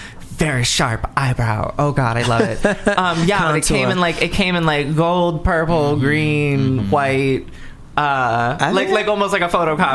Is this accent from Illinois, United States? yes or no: no; Southern California, United States; now in New York City, United States; I come from Southern California originally, and then I moved to New York City.